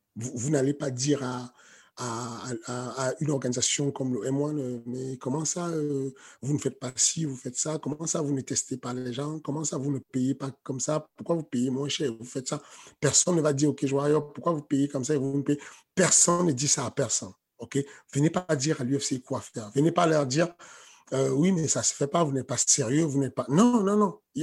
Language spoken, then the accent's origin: French; Cameroon; now in France; je suis un Africain, je suis Camerounais à base. Euh, nous, les Camerounais, on est très chauvin